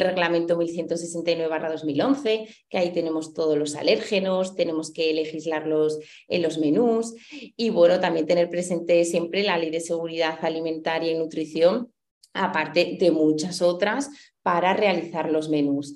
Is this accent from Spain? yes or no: yes; Huesca, Aragon, Spain; soy de Huesca